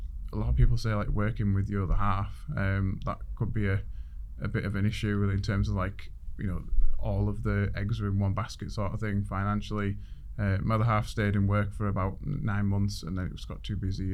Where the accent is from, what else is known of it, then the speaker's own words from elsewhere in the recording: Middlesbrough, North East England, United Kingdom; moved away as an adult; now in Rotherham, United Kingdom; Middlesbrough is my hometown